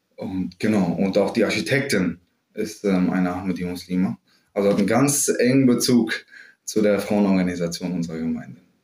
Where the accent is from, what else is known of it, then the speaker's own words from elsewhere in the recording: Bensheim, Hesse, Germany; moved away as an adult; also born or lived in Frankfurt; now in Berlin, Germany; ich bin in Südhessen aufgewachsen, in Bensheim, also ganz ländlich und idyllisch